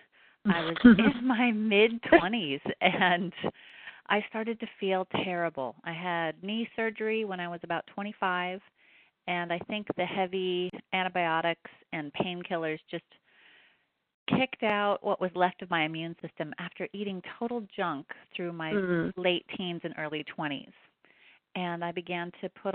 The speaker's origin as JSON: {"language": "English", "region": "Oregon", "country": "United States", "said": "I come from Oregon."}